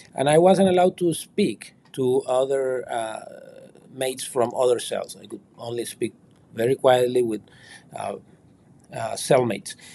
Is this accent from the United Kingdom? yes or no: no; Nicaragua; moved away as an adult; now in United States; I was finally banished from Nicaragua in February of this year